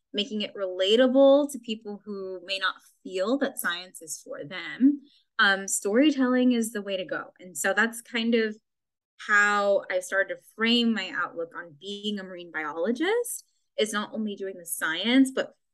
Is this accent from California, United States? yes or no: yes; Glendale, California, United States; I grew up in Glendale, which is really inland